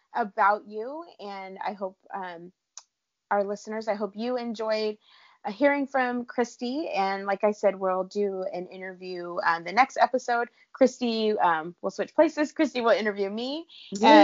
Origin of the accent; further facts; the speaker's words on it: California, United States; I live in California. I grew up in California